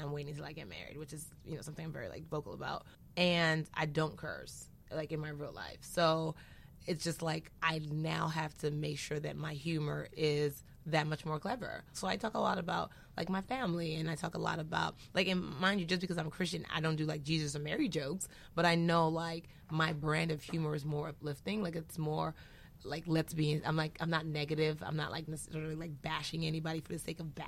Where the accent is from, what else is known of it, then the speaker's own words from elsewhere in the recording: Nigeria; I'm Nigerian.